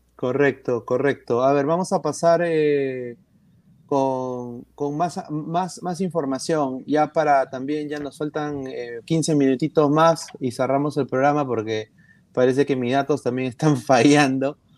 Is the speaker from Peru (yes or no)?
yes; Peru; soy un periodista peruano